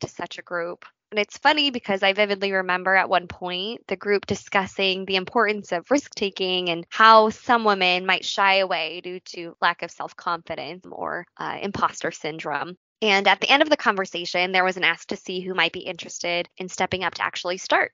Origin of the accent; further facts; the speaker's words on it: San Diego, California, United States; moved away as an adult; now in Chicago, United States; I grew up in San Diego, California, but Chicago has been home to me, my husband, and more recently our dog